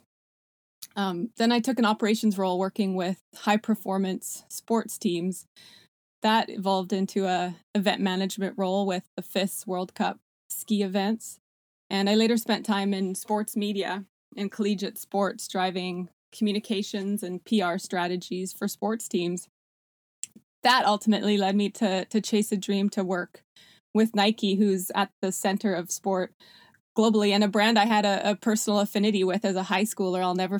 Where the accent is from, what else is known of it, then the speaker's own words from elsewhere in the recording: Canada; also born or lived in South Africa; now in United States; I was born in South Africa, immigrated to Canada when I was 6 years old with my parents and three siblings, where I spent an amazing childhood in a small ski town.